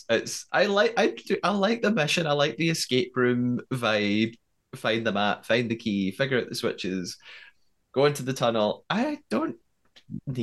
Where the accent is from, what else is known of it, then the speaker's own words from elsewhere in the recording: United Kingdom; I'm too British